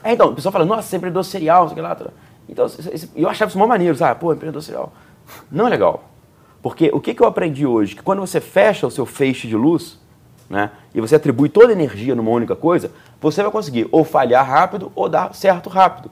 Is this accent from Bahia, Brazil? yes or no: no; Juiz de Fora, Minas Gerais, Brazil; Sou natural de Juiz de Fora. É, eu nasci ali, eu cresci ali